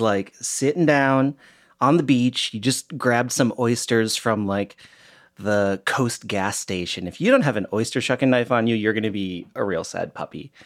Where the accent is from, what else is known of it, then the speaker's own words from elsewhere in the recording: Michigan, United States; now in Portland, United States; I'm from Michigan, so I grew up swimming in the Great Lakes